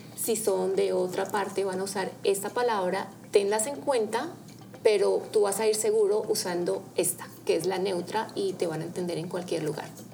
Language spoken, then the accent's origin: Spanish; Bogotá, Colombia; yo soy colombiana eh, de la ciudad de Bogotá